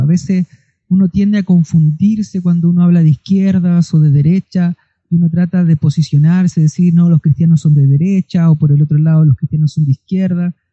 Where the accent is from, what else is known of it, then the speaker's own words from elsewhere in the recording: Chile; como chilenos